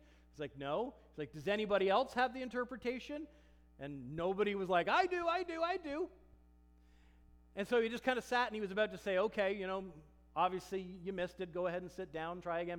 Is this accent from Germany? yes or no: yes; Germany; English is a second language; he was speaking in the perfect dialect of my hometown in Germany.